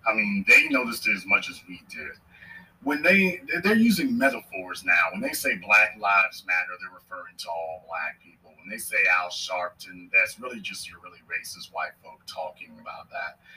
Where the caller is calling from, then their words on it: Jacksonville, Florida, United States; I'm calling from Jacksonville, Florida.